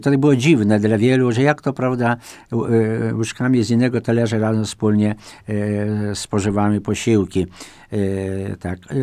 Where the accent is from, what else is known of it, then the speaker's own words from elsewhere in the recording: Wajków, Podlaskie Voivodeship, Poland; W Mielniku nad Bugiem, a moja rodzinna wieś, Wajków